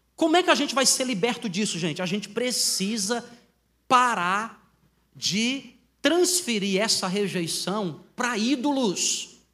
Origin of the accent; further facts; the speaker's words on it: Northeast Region, Brazil; moved away as an adult; also born or lived in São Carlos; eu sou nordestino